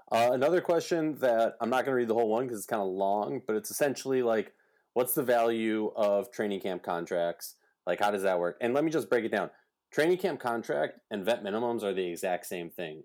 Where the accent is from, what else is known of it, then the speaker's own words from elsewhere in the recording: Minnesota, United States; my hometown state, Minnesota